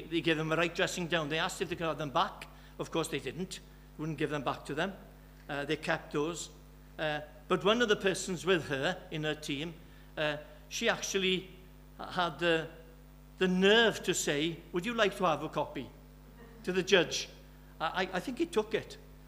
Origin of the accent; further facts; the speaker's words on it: Birmingham, West Midlands, United Kingdom; now in Wales, United Kingdom; I'm from Birmingham.